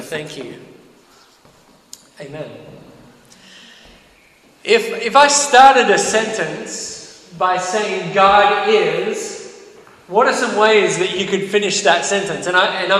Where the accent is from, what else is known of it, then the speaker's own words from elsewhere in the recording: Australia; moved away; I'm from Australia.